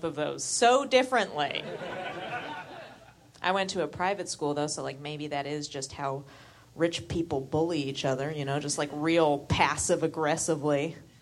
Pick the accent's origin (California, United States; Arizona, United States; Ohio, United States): California, United States; San Francisco; because I'm from San Francisco, my parents just let me